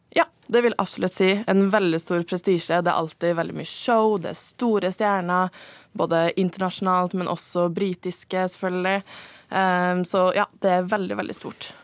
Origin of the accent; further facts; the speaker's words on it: Norway; jeg er norsk